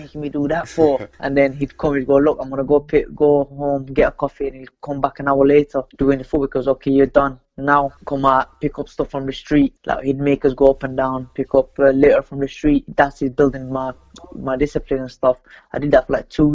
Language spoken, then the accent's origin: English; Sheffield, Yorkshire and the Humber, United Kingdom; I come from Pittsmoor in Sheffield, and that was just the life we live kind of thing there.